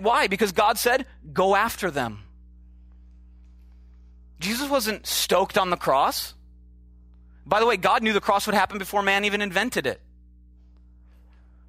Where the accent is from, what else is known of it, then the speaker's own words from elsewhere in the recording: Oshkosh, Wisconsin, United States; moved away; I'm from the Midwest, just, you know, Oshkosh, Wisconsin